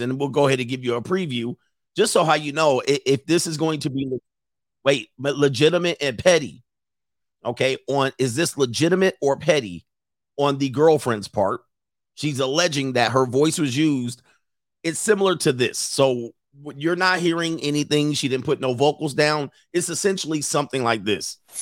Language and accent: English; Los Angeles, California, United States; growing up in the San Fernando Valley in my teen years